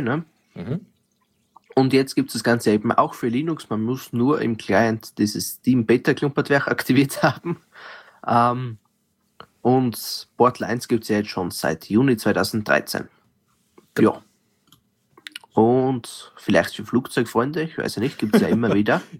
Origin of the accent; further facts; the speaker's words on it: Austria; als Österreicher